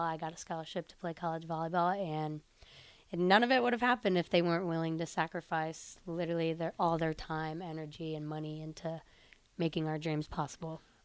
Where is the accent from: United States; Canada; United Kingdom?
United States; Sterling, Illinois; moved away as an adult; now in Nebraska, United States; I'm from Sterling, Illinois, so it's mm-hmm. kind of a smaller town in Illinois